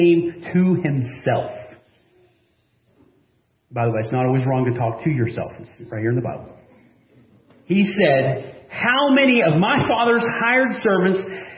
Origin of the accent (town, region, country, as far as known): United States